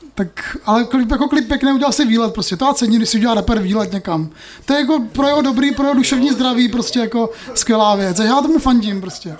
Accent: Moravia, Czechia; my jsme vlastně z Moravy

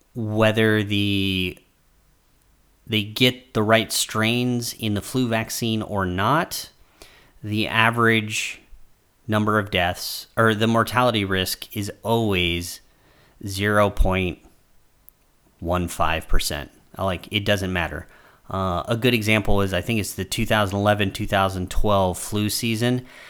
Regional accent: United States; As an American traveling abroad

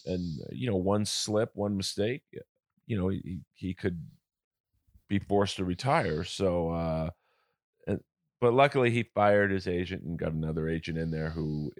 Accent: Los Angeles, California, United States; I grew up in Hollywood, Bel Air, Hollywood.

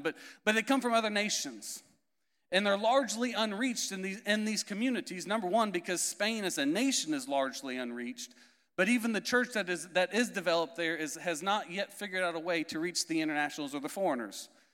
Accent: Indiana, United States; moved away; also born or lived in Florida / Canary Islands; I'm originally from Indiana, if you couldn't tell by my accent, not from Florida originally

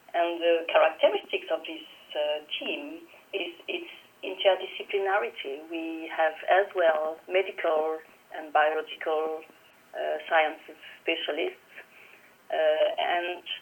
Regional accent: Toulouse, Occitania, France; the University of Toulouse, actually my hometown.

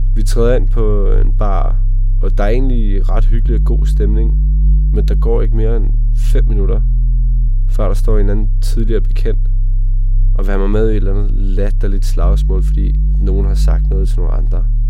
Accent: Slagelse, Zealand, Denmark; Ja, jeg er fra Slagelse. Udkanten af Sjælland.

